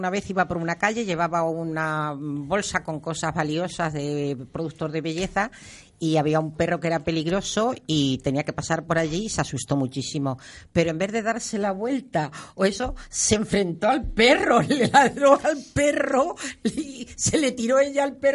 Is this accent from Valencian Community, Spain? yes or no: no; Solana del Pino, Castilla-La Mancha, Spain; now in Puertollano, Spain; me voy a mi pueblo, Solana del Pino.